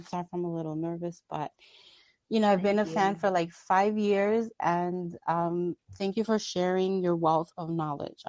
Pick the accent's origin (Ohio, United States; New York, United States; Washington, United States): New York, United States; I'm from New York